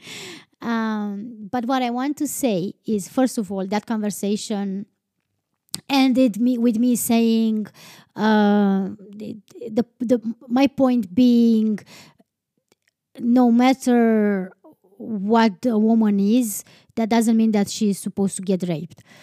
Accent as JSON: {"language": "English", "region": "Transylvania", "country": "Romania", "tie": "born or raised there", "second_language": "English", "moved": "yes", "said": "I was born and raised in Transylvania"}